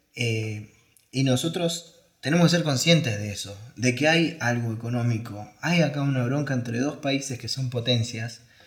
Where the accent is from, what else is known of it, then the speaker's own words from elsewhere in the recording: Argentina; como argentinos